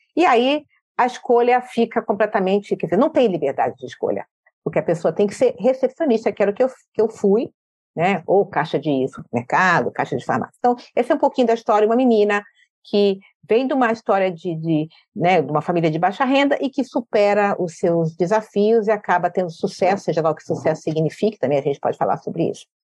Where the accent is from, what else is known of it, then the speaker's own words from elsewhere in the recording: Rio de Janeiro, Brazil; now in São Paulo, Brazil; sou do Rio